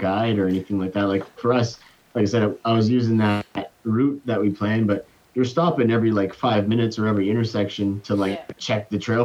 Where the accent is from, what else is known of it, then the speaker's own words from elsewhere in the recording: Dalhousie, New Brunswick, Canada; also born or lived in Newfoundland; I ended up moving back to New Brunswick, to my hometown, Dalhousie, which is just 15 minutes away from Campbellton